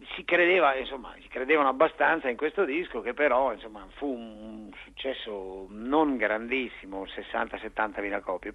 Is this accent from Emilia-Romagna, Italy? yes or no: yes; Bologna, Emilia-Romagna, Italy; io bolognese